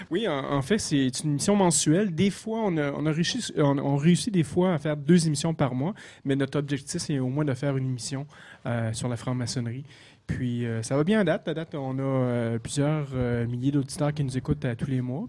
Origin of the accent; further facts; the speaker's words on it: Quebec, Canada; accent: québécois; mon accent québécois